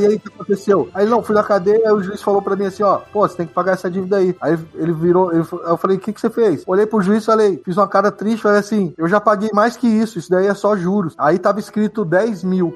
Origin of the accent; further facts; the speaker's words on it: São Paulo, Brazil; now in Dubai, United Arab Emirates; Eu sou de São Paulo